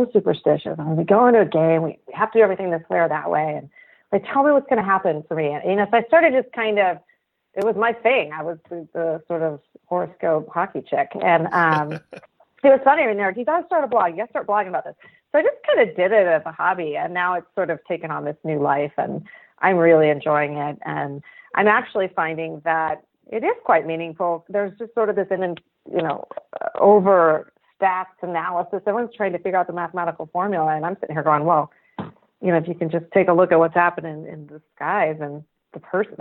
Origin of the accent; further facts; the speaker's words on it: Pacific Northwest, United States; now in Oregon, United States; I'm not Canadian, and I didn't grow up in the Midwest. I'm a Pacific Northwesterner, and it wasn't until into my 20s I moved to Oregon